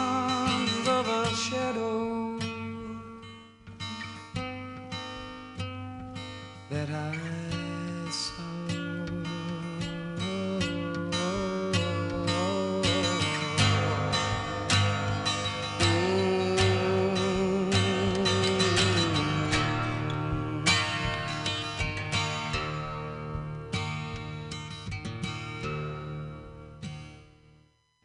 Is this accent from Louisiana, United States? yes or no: yes; Louisiana, United States; moved away; I was raised in Louisiana